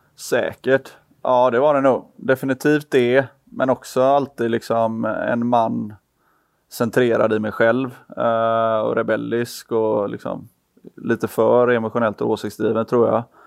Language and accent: Swedish; Gothenburg, Västra Götaland, Sweden; vi är alla från Göteborg